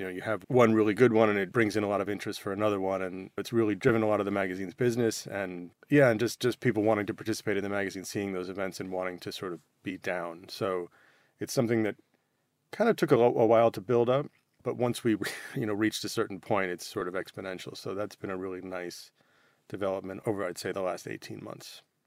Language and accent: English; United States; as, as an American